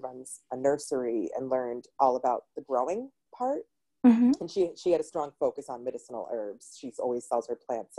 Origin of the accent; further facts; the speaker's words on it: Massachusetts, United States; I'm from Massachusetts